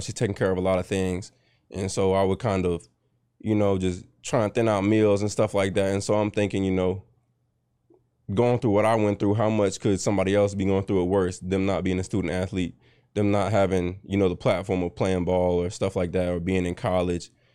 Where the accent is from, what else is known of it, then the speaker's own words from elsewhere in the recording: Richmond, Virginia, United States; also born or lived in North Chesterfield, Virginia / Goochland, Virginia; I'm from Richmond, Virginia.